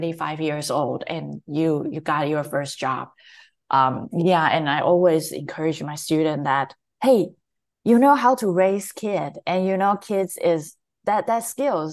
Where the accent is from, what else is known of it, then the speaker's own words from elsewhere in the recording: Taiwan; moved away; I grew up and raised in Taiwan